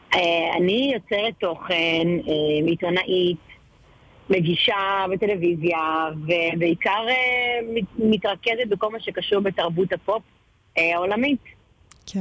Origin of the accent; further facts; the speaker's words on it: Ashkelon, Southern District, Israel; אני אשקלונית אה, גאה